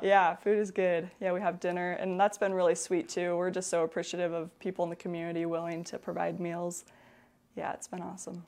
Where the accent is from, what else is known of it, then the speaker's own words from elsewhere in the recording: La Grande, Oregon, United States; born in La, born and raised in La Grande, um, stayed here for college